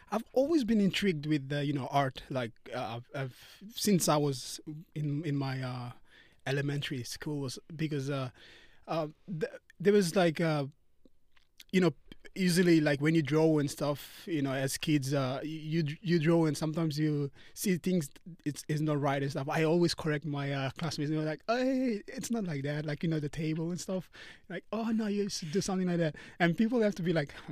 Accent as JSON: {"language": "English", "town": "Port Moresby", "region": "National Capital District", "country": "Papua New Guinea", "tie": "born or raised there", "said": "our family, like uh, back home in, in, Papua New Guinea, like most of the, uh, like most of our family, like we all live together."}